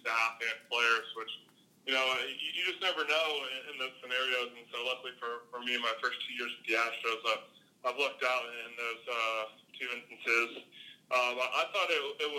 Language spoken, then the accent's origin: English; St. Louis, Missouri, United States; moved away; growing up in St. Louis